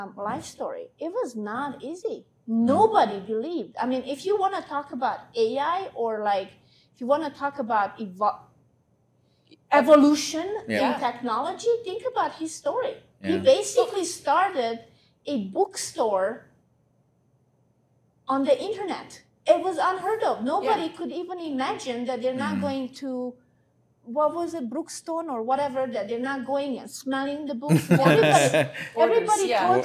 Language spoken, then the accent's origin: English; Hungary; English is a second language; moved away as an adult; also born or lived in Romania; now in United States; I was born in Romania, but I grew up in Hungary, so I'm from both countries